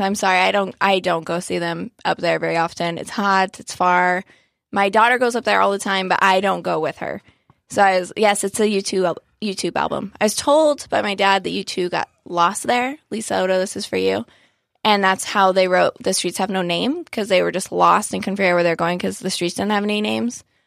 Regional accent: Joshua Tree, California, United States; now in San Diego, United States; I grew up in Joshua Tree

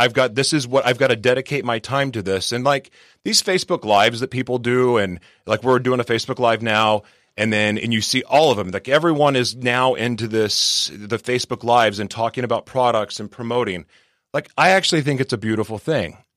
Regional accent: Oklahoma City, Oklahoma, United States; now in San Diego, United States; I'm originally from Oklahoma City, Oklahoma

